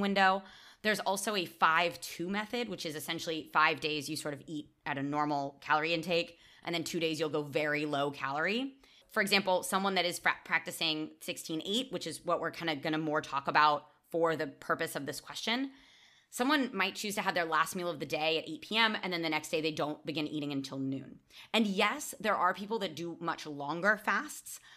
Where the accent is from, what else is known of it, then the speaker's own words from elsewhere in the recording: United States; now in Barcelona, Spain; as an American